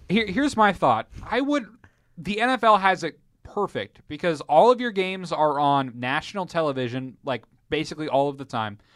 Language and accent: English; Fort Wayne, Indiana, United States; I'm from Fort Wayne